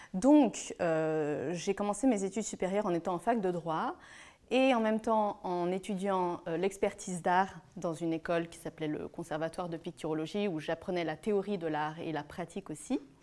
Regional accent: Lyon, Auvergne-Rhône-Alpes, France; je suis née à Lyon, née d'une famille de trois enfants, d'une maman japonaise et d'un père français

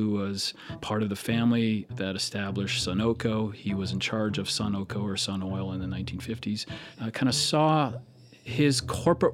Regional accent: Alberta, Canada; moved away; I grew up in Alberta, Canada

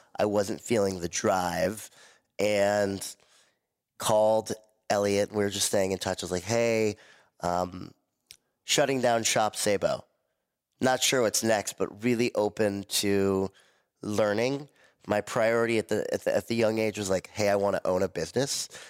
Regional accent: Malibu, California, United States; also born or lived in Miami; growing up in Malibu around a family of entrepreneurs

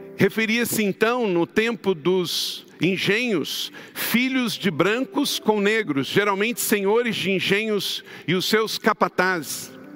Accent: Brazil; eu e você, que nascemos no Brasil

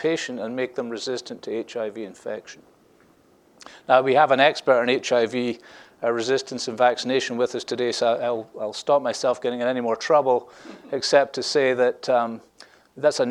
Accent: Scotland, United Kingdom; now in Scottsdale, United States; I'm the Scottish guy from Scottsdale

